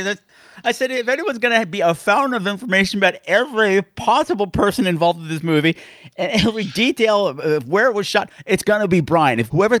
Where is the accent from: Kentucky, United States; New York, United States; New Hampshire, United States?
New York, United States; Long Island; I grew up on Long Island, 10 minutes from that house.